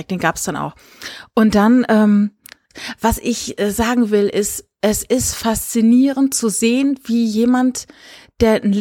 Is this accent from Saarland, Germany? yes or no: yes; Saarland, Germany; born there; Also ich bin ja hm? gebürtig aus dem Saarland